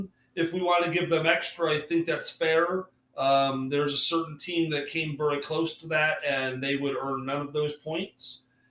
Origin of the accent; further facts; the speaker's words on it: Michigan, United States; So I grew up in Michigan